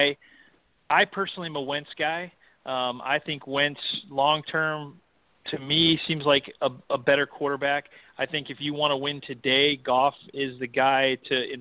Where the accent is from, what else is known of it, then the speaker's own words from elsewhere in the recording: Canton, Ohio, United States; I was born in Canton, Ohio